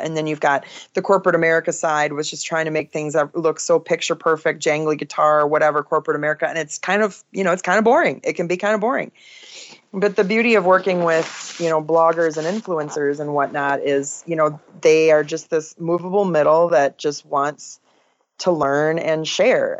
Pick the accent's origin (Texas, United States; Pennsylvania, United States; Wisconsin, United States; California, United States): Wisconsin, United States; Oshkosh; now in Northeast Iowa, United States; so I grew up in Wisconsin. Oshkosh, Wisconsin is my hometown